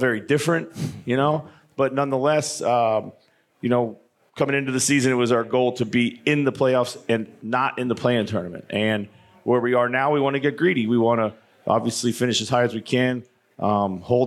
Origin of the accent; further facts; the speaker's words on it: Philadelphia, Pennsylvania, United States; now in Minneapolis, United States; I'm from Philly area.